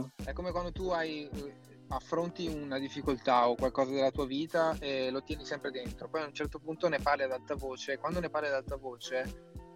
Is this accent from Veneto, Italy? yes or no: yes; province of Verona, Veneto, Italy; now in Milan, Italy; io vengo dalla provincia di Verona quindi dal paesetto di 10-15 mila persone